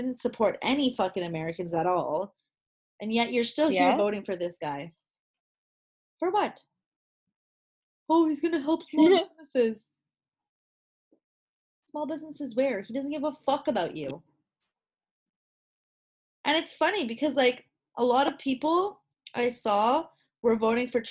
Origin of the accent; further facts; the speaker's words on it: Canada; I'm a Canadian citizen